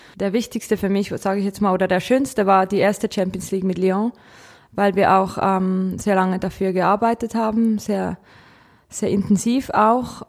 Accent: Kriens, Lucerne, Switzerland; ich komme aus der Schweiz

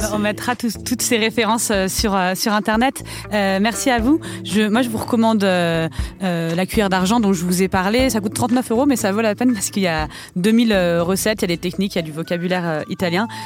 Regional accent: France; en tant que Français

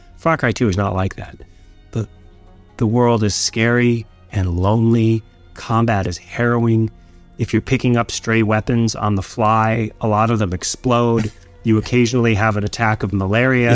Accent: Escanaba, Michigan, United States; moved away as an adult; also born or lived in New York; my hometown of Escanaba, Michigan

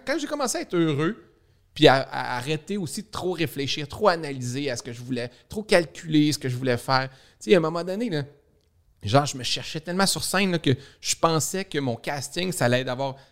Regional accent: Saguenay, Quebec, Canada; moved away as an adult; also born or lived in Montreal; je viens du Saguenay

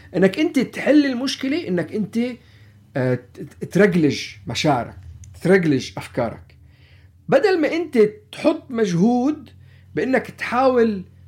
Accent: Palestine; نحن كفلسطينية نحن كعرب نحن كمسلمين

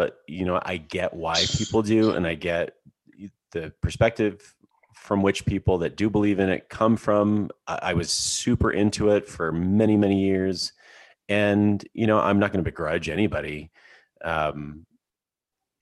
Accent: Alberta, Canada; now in Park City, United States; I grew up in Canada and like I grew up in Alberta

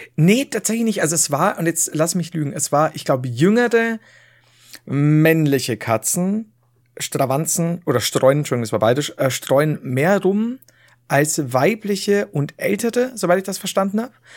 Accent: Regensburg, Bavaria, Germany; bei uns in Regensburg

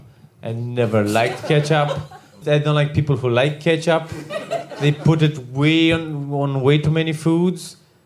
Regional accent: Romania; I'm Romanian.

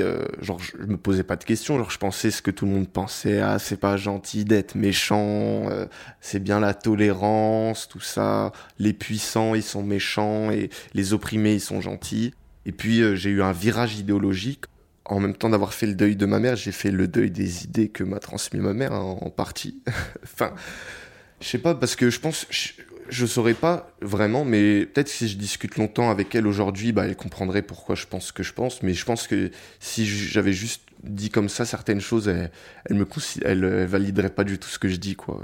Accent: Paris, Île-de-France, France; je viens de Paris et euh, voilà, je, suis un Parisien. Depuis que je suis né, j'habite dans le même appartement à, Paris.

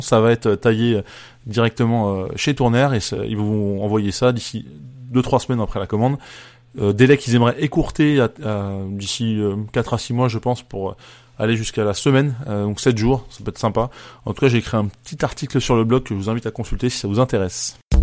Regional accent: France; en tant que Français

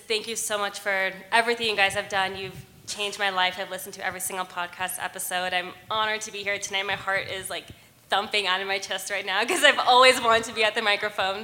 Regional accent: Los Angeles, California, United States; moved away as an adult; now in Colorado, United States; I'm from Los Angeles, and I've been here in Colorado for uh, eight years

